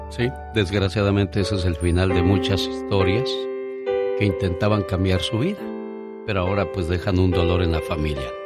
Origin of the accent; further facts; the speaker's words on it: Tabasco, Mexico; moved away; Porque un día salí de Tabasco pero Tabasco nunca salió de mí.